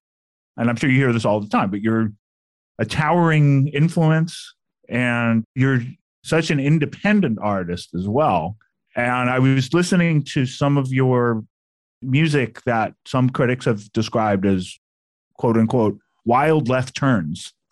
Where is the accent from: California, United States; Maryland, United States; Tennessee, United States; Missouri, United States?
California, United States; Berkeley; I'm from Berkeley, California